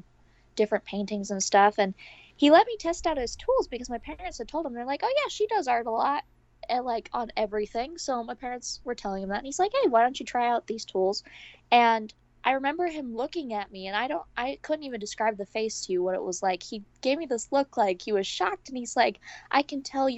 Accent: New York, United States; I'm from New York.

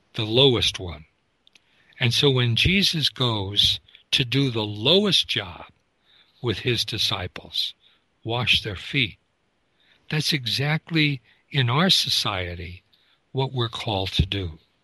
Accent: United States

